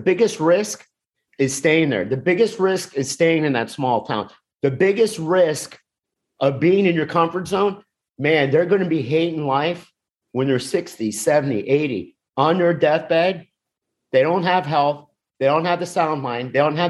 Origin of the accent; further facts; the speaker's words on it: Miami, Florida, United States; Yes, I'm from South Florida. I'm from Miami, but same mindset. I grew up in a working class neighborhood where people married their high school sweetheart. People stayed.